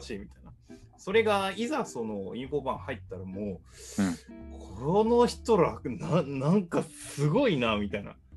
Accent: Kyoto, Japan; 僕が京都出身だって言ったら

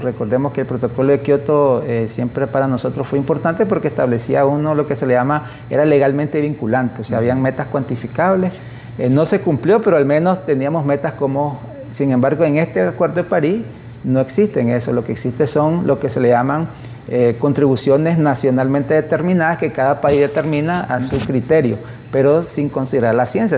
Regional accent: Nicaragua; somos los nicaragüenses

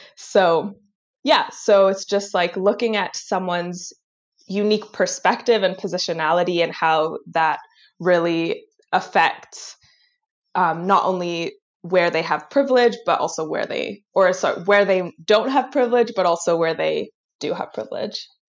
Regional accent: Vancouver, British Columbia, Canada; also born or lived in Tel Aviv, Israel / Kingston, Ontario; I was born in Israel, in Tel Aviv. And um, when I was like a little under two years old, my family moved to Vancouver. Um, and I have been here ever since

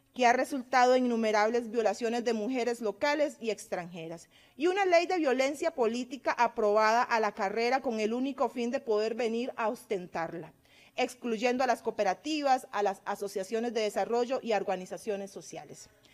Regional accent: Cartago, Costa Rica; also born or lived in Guanacaste; Yo nací en Guanacaste y me acogió mi amada provincia de Cartago

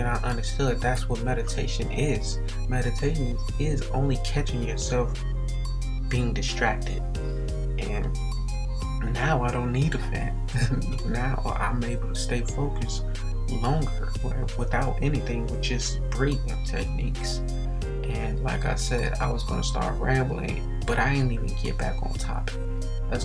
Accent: Gary, Indiana, United States; also born or lived in Atlanta, Georgia; I was born in Atlanta, but moved to Gary when I was 2

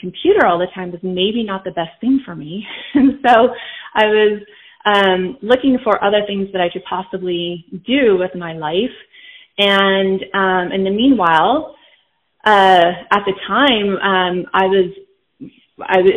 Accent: Southern California, United States; I grew up in Southern California

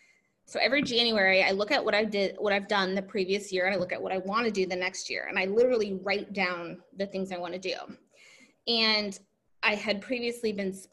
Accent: Omaha, Nebraska, United States; moved away as an adult; also born or lived in Springfield, Missouri / California; now in St. Louis, United States; I am originally from Omaha, Nebraska. I went to school at Missouri State, which was kind of random, but I wanted to go south.

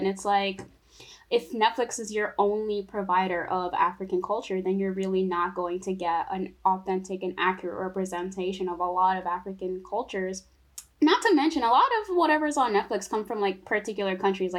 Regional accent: Togo; now in United States; because I'm from Togo, and like, you know, I have family, all my family back there

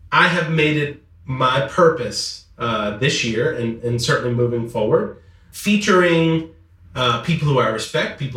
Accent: Metairie, Louisiana, United States; I am from Metairie.

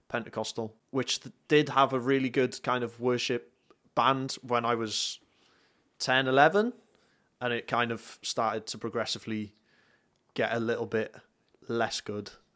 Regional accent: North Wales, United Kingdom; moved away as an adult; now in South Wales, United Kingdom; I'm from North Wales. Uh, I currently live in South Wales.

